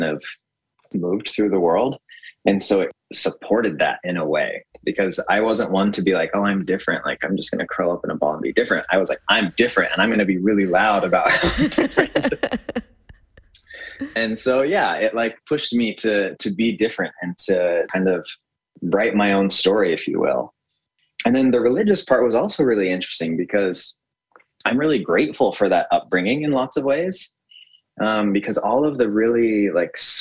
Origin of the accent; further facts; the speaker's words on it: Utah, United States; I grew up in Utah, which is largely like a very white place.